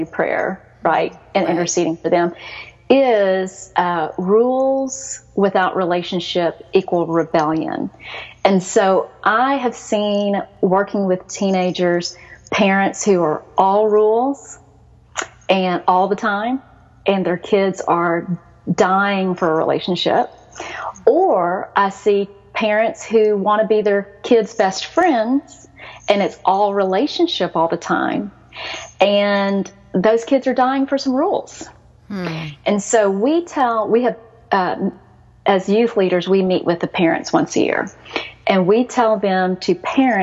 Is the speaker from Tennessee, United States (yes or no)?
no; Texas, United States; accent: Southern; also born or lived in Seoul, South Korea; I was born in Seoul. I was adopted at 2.5. A lot of people will ask you, where are you from? And I'm so used to being from America that I'll say Texas